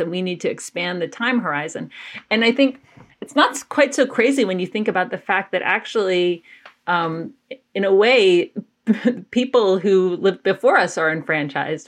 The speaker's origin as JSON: {"language": "English", "town": "Athens", "region": "Georgia", "country": "United States", "tie": "born or raised there", "said": "I grew up in Athens, Georgia"}